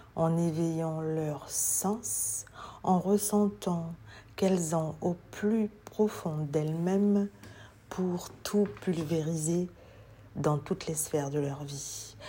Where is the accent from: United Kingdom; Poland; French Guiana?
French Guiana; je suis guyanaise